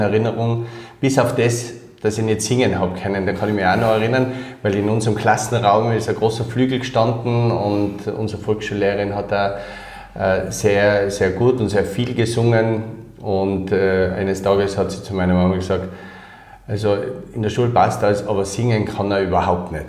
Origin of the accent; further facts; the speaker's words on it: Innsbruck, Tyrol, Austria; also born or lived in Kirchdorf (Upper Austria); aufgewachsen bin ich dann in Innsbruck